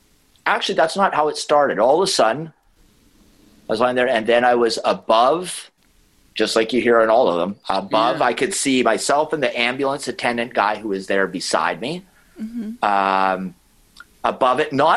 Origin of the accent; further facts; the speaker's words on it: Vancouver Island, British Columbia, Canada; But I grew up on Vancouver Island